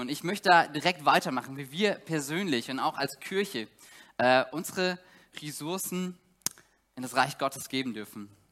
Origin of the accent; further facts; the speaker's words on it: Saxony, Germany; moved away as an adult; now in Greifswald, Germany; Ich komme aus Sachsen